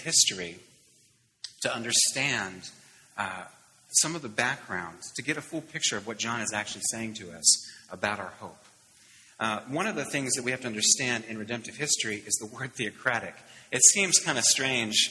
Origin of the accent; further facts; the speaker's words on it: Pittsburgh, Pennsylvania, United States; I grew up in Pittsburgh in the 70s